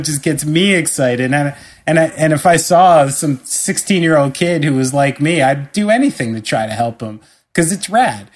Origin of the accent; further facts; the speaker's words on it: New Jersey, United States; I'm immensely proud to be from the state of New Jersey.